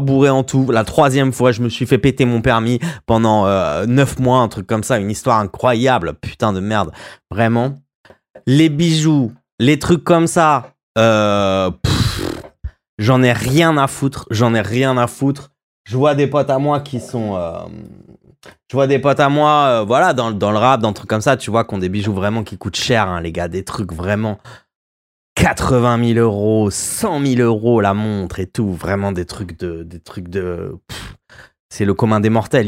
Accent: Royan, Nouvelle-Aquitaine, France; chez nous à Royan

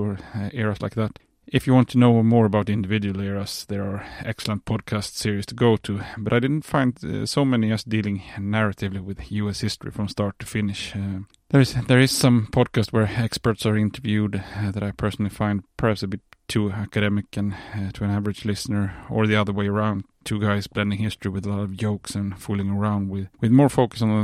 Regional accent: Sweden; English is a second language; As you probably figured out from my accent, I'm not an American. If you have a keen ear for accents, you will understand that I'm from Scandinavia, more precisely Sweden.

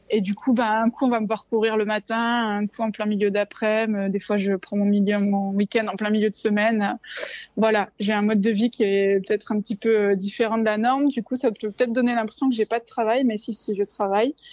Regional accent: Marseille, Provence-Alpes-Côte d'Azur, France; now in Gap, France; j'ai bientôt 32 euh, ans. Je suis de Marseille, même si ça s'entend pas, et ça va faire un an que je me suis installée avec mon chien Peanut euh, du côté de Gap.

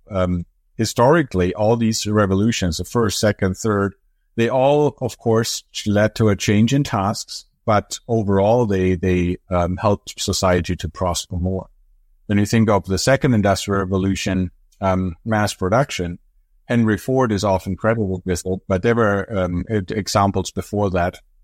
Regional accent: Germany; English is a second language; moved away as an adult; now in United States; I'm from Europe originally, from Germany.

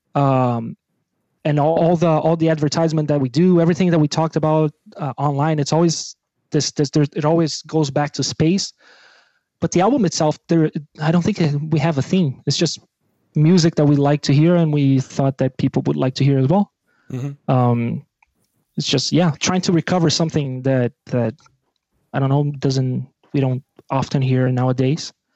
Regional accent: Brazil; English is a second language; now in Belgium; I'm from Brazil

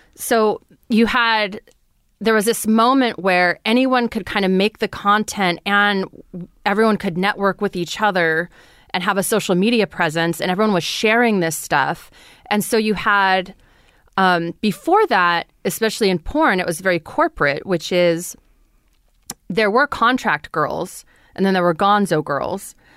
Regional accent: Fresno, California, United States; I grew up in Fresno, California

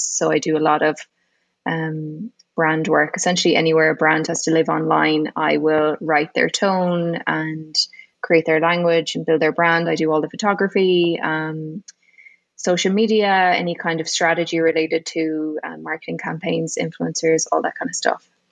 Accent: Galway, Connacht, Ireland; moved away as an adult; now in Saudi Arabia; I'm from Galway originally

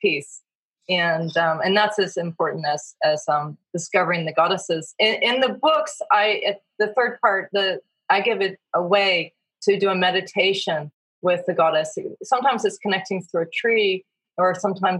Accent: Virginia, United States; moved away; also born or lived in West Coast; I grew up in Virginia in the Blue Ridge Mountains

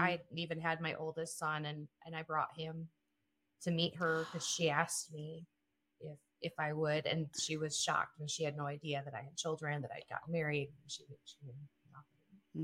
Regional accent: South Dakota, United States; I am from South Dakota.

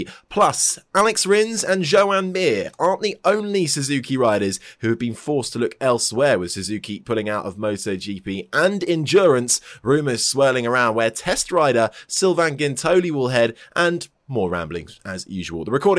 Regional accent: United Kingdom; we are all British.

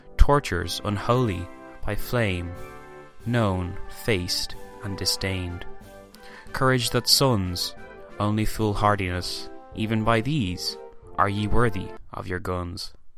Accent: Ireland; I am Irish

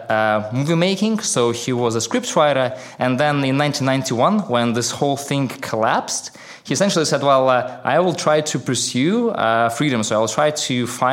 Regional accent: Minsk, Belarus; I grew up in a town called Minsk. I don't know whether you know where it is, but just to make sure we're on the same page, it's in Belarus.

